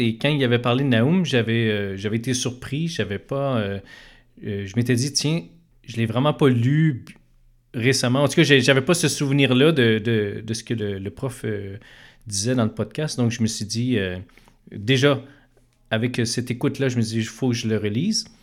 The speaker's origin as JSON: {"language": "French", "town": "Montreal", "region": "Quebec", "country": "Canada", "tie": "born or raised there", "said": "je suis un, Montréalais euh, d'origine. Je suis né, euh, et j'ai grandi dans l'est de Montréal"}